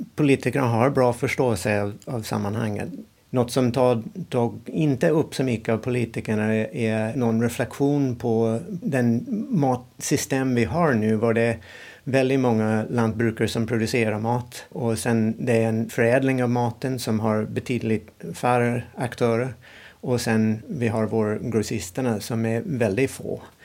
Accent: United States; Swedish is a second language; moved away as an adult; now in Sweden; Jag kommer från USA och eh, när jag växte upp i USA

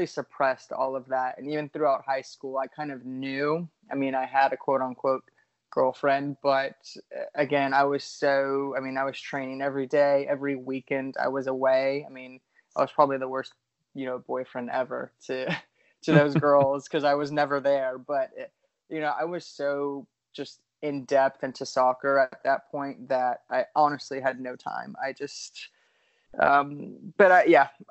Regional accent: Tallahassee, Florida, United States; also born or lived in Atlanta, Georgia; I grew up in Tallahassee, Florida. So northern Florida, basically like southern Georgia.

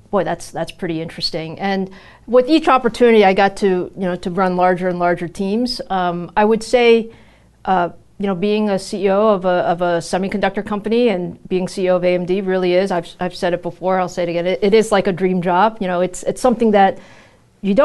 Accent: New York, United States; also born or lived in Taiwan; So I was born in Taiwan, and you know, my parents immigrated to the U.S. My dad was coming to graduate school here. So I grew up in New York.

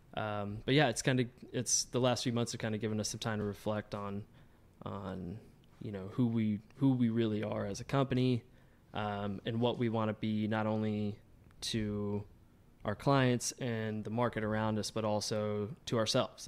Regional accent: Georgia, United States; now in Chicago, United States; I'm not originally from Chicago. Um, I'm from Georgia, and that's kinda where I got my, my footing in the industry. Um, I grew up doing it

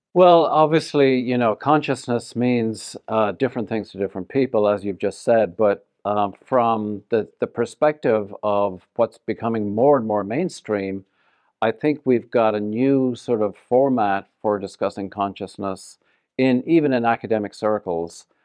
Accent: Ireland; moved away as an adult; also born or lived in Ottawa, Canada / Toronto, Canada / Vancouver, Canada / Denver, Colorado; now in Las Vegas, United States; I left Ireland in nineteen eighty something

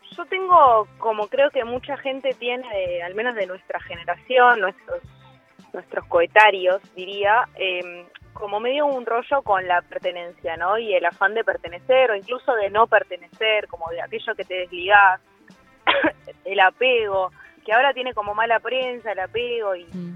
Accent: Buenos Aires, Argentina; ser porteña

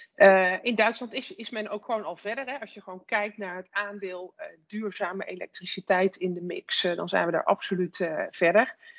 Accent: Netherlands; als, als Nederlanders

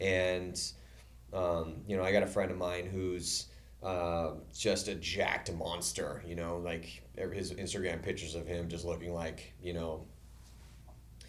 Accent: San Diego, California, United States; we're both from San Diego

